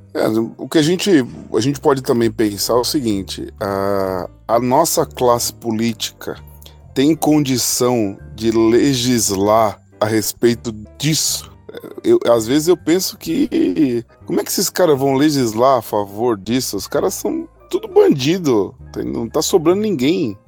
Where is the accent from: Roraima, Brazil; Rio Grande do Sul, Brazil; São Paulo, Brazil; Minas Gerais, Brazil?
São Paulo, Brazil; Mauá; moved away as an adult; eu passei a, a, vida no meio da violência, né? Então faz 10 anos que eu saí da Grande São Paulo